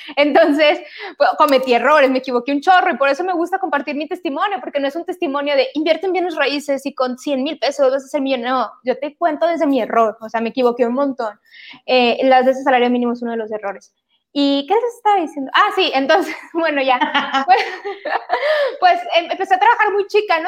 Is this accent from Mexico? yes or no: yes; Monterrey, Nuevo León, Mexico; vivo en Monterrey, soy regia